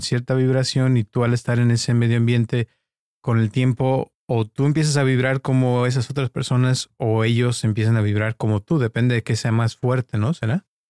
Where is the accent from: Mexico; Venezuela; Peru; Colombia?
Mexico; Guadalajara, Jalisco; also born or lived in Costa Mesa, United States; now in United States; yo crecí en, de chico en Guadalajara, en una colonia muy pobre que se llamaba Santa Teresita